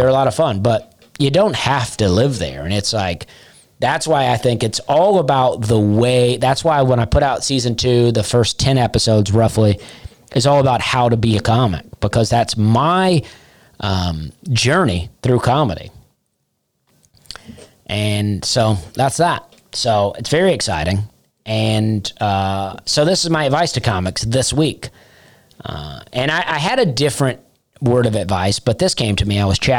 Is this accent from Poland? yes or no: no; Alabama, United States; now in Nashville, United States; I moved to Nashville to become a comic. I came from Alabama. I came from Charleston, but from Alabama to Nashville to become a comedian.